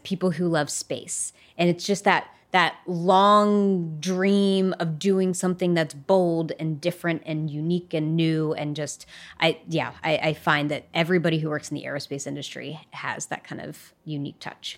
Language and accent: English; West Virginia, United States; growing up in West Virginia, you go on field trips to coal mines.